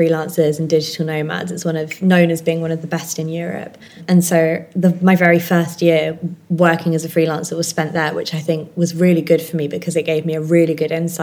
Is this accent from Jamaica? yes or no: no; Hertfordshire, East of England, United Kingdom; also born or lived in Friuli Venezia Giulia, Italy; now in Italy; I'm originally from Hertfordshire, sort of North London-y kind of way, but I currently live, hopefully permanently live now, in Northern Italy in an area called Friuli Venezia Giulia